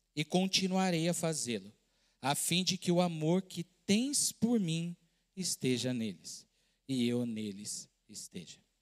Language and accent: Portuguese; São Paulo, Brazil; moved away as an adult; also born or lived in southern Minas Gerais / Pará; eu sou de São Paulo, estava morando no sul de Minas, num outro estado